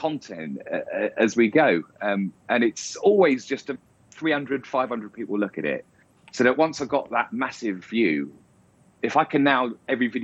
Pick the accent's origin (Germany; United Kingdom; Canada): United Kingdom; England; I'm very English